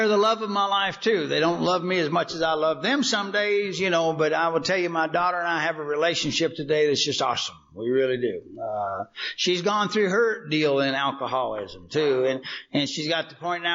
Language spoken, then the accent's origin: English; Kentucky, United States; now in Texas, United States; I grew up in Kentucky